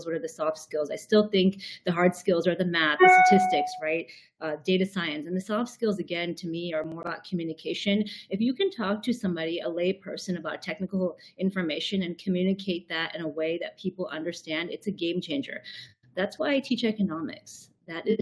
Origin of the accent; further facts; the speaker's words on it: United States; also born or lived in Chicago; I speak as an American, of course, sitting here in Chicago right now.